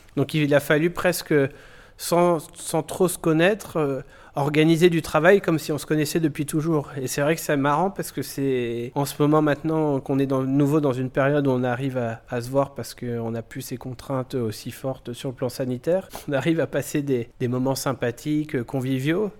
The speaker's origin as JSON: {"language": "French", "town": "Illkirch-Graffenstaden", "region": "Grand Est", "country": "France", "tie": "born or raised there", "said": "je suis originaire d'Ilkirch Grafenstaden"}